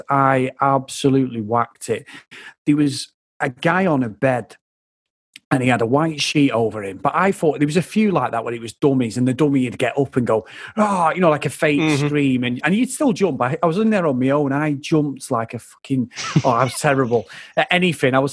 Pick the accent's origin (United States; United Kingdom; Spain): Spain; Benidorm, Valencian Community; I grew up in Spain. I grew up in Benidorm. Like you know, I know it's a, it's a proper shithole, but we grew up there as kids.